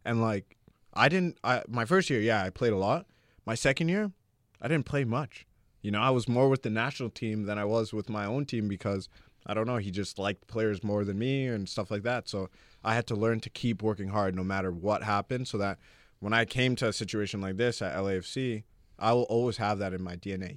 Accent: Toronto, Ontario, Canada; moved away as an adult; also born or lived in Louisville, Kentucky; now in Los Angeles, United States; growing up in Toronto, like, it was a big city

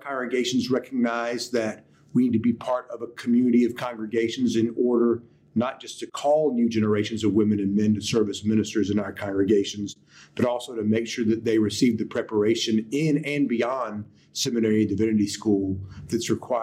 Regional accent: Winston-Salem, North Carolina, United States; I was born and raised in Winston-Salem, North Carolina

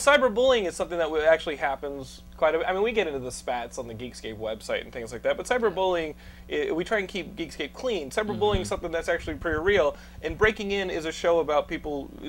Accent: Texas, United States; accent: Texan; My wife makes fun of me because I say the things with like my Texan accent.

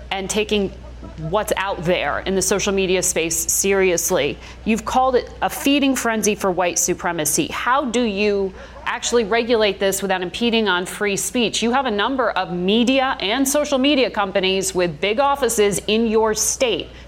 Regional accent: Buffalo, New York, United States; It's my hometown of Buffalo.

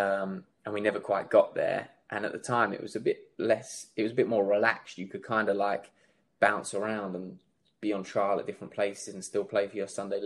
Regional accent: Windlesham, South East England, United Kingdom; where I grew up in Windlesham, like Surrey way

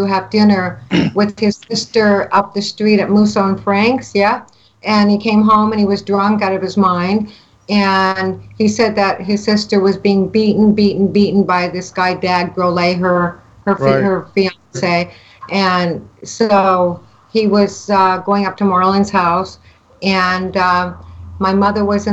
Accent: Canada; I'm from Canada

